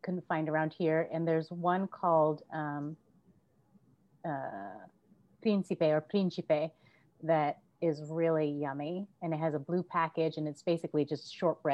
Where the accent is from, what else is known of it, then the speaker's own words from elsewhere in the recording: San Diego, California, United States; I'm from California. My parents are from the Philippines, but I'm born in San Diego, California.